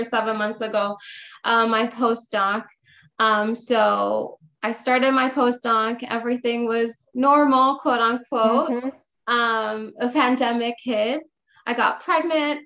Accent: San Juan, Puerto Rico; moved away as an adult; also born or lived in Illinois; I was born and raised in Puerto Rico, San Juan

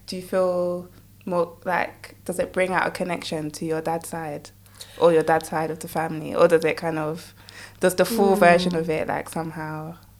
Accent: United Kingdom; accent: British; my normal British accent

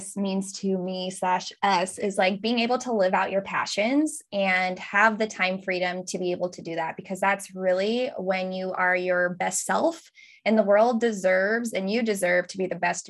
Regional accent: United States; now in Cambridge, United Kingdom; Michael and I actually do live in Cambridge, England. Yes, we are American

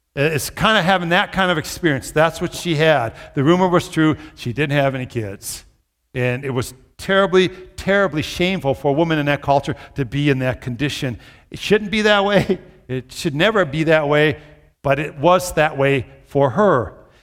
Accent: Minnesota, United States; now in Brookings, United States; my childhood where I grew up in Minnesota

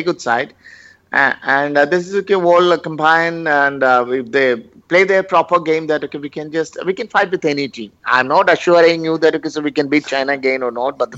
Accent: Pala, Kerala, India; now in Chennai, India; I'm from Kerala

